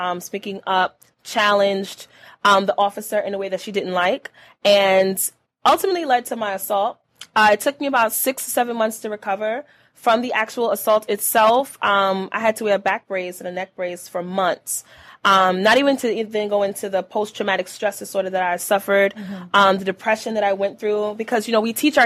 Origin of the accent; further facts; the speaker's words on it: New York City, New York, United States; moved away as an adult; now in Buffalo, United States; I'm originally from Brooklyn, New York. I moved to Buffalo, New York about 8 years ago.